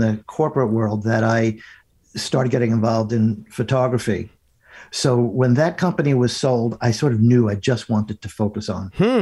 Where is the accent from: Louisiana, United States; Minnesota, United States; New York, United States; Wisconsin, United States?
New York, United States; also born or lived in Ohio; I was from New York